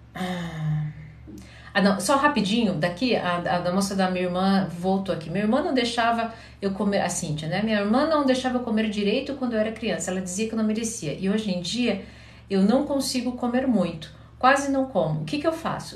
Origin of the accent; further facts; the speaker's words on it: Curitiba, Paraná, Brazil; Eu sou de Curitiba